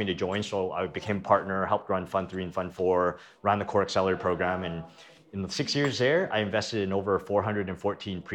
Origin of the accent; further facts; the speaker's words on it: Canada; moved away as an adult; now in United States; I'm originally from Canada, moved to the US to get rich